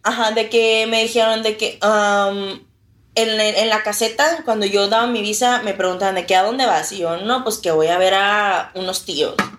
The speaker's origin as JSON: {"language": "Spanish", "town": "Reynosa", "region": "Tamaulipas", "country": "Mexico", "said": "Soy de Reynosa"}